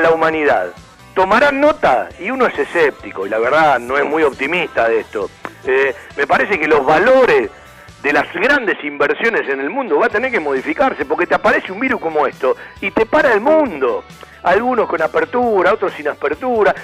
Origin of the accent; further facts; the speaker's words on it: Argentina; yo soy un tipo nacionalista, yo soy argentino